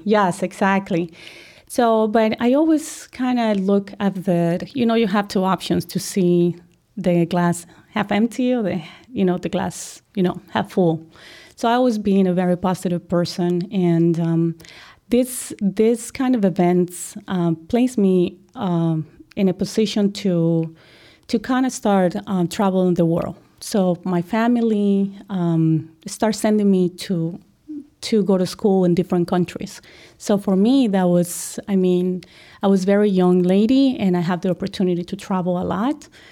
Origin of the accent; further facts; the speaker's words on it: Colombia; moved away as an adult; now in United States; I'm originally from Colombia